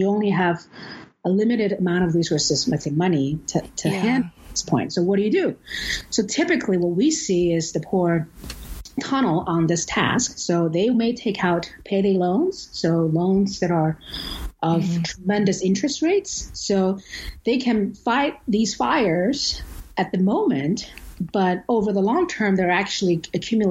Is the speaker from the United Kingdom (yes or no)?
no; China; moved away as an adult; now in Vancouver, Canada; I grew up poor in China in the 80s